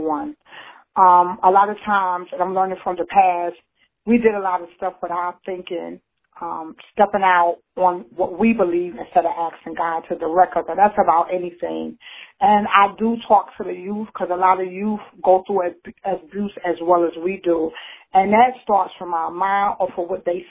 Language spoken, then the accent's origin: English; Newark, New Jersey, United States; now in Knightdale, United States; I'm originally from Newark, New Jersey, but I resided in Knightdale, North Carolina